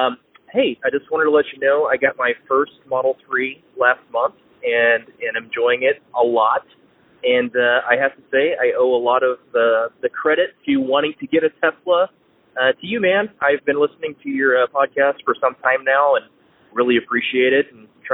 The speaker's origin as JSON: {"language": "English", "region": "Indiana", "country": "United States", "said": "I'm from the Midwest. We're from Indiana. So I'm used to very flat ground."}